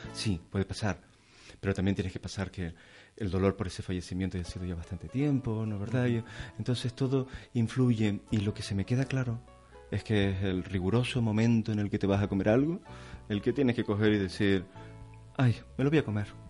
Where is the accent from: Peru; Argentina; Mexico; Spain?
Spain; Canary Islands; yo soy canario primero. soy canario, por supuesto. Sí, tengo un carnet español, pero yo sí me considero canario